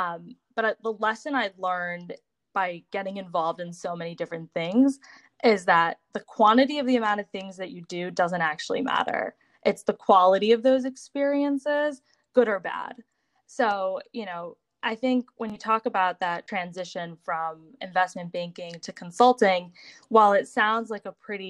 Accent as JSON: {"language": "English", "town": "Boston", "region": "Massachusetts", "country": "United States", "tie": "born or raised there", "said": "I grew up in Boston, right in the suburbs"}